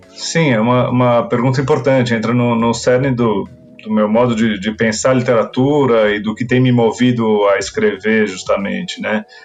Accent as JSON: {"language": "Portuguese", "country": "Brazil", "tie": "born or raised there", "said": "meu próprio país, mesmo tendo sido o lugar onde eu nasci, onde eu vivi é, a imensa maioria dos meus dias"}